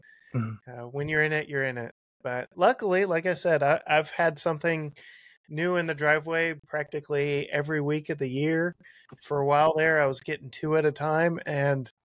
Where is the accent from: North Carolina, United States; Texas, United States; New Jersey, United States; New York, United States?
Texas, United States; I'm from Texas